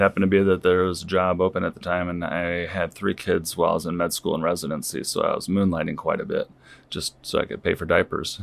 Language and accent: English; Saint Louis area, Illinois side, United States; moved away as an adult; also born or lived in North Liberty, Iowa; now in Iowa, United States; from the Saint Louis area on the Illinois side originally